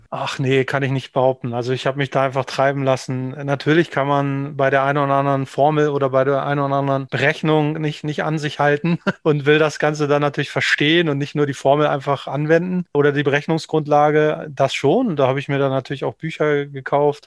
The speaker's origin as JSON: {"language": "German", "town": "Knesebeck", "region": "Lower Saxony", "country": "Germany", "tie": "born or raised there", "moved": "yes", "lives_now": "Hamburg, Germany", "said": "bis 2016 war ich der Junge vom Lande aus dem niedersächsischen Hinterland sozusagen, kurz vor der ehemaligen Grenze zur DDR aufgewachsen in der Zeit."}